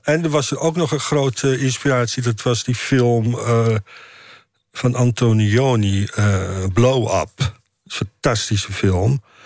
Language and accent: Dutch; Amsterdam, North Holland, Netherlands; also born or lived in Indonesia; ik ben opgegroeid in, hoe heet het dat, Slotermeer, Nieuw-West